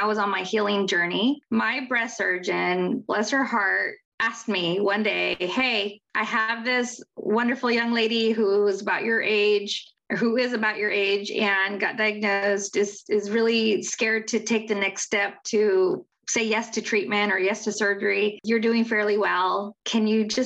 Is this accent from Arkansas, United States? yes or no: no; Central California, United States; also born or lived in Orange County, California; my hometown of Central California